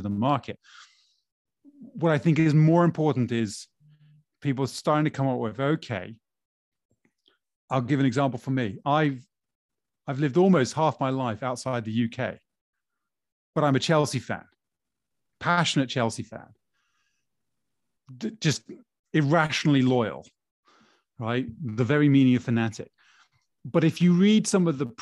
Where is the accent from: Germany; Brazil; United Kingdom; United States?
Brazil; Growing up in Brazil, as a Flamengo fan, a Flamenguista